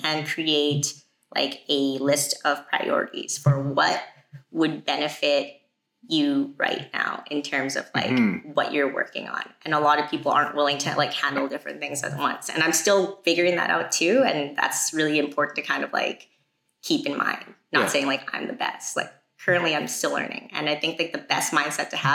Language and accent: English; Canada; I'm from Canada